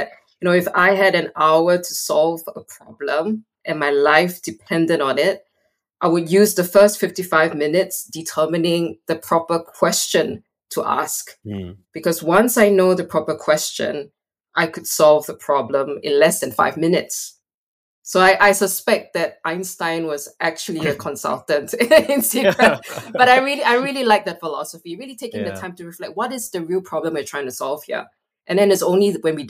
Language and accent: English; Singapore; moved away as an adult; also born or lived in Malaysia / Hong Kong / Thailand / United States; now in Lund, Sweden; I come from Singapore. I'm a proud Singaporean up to today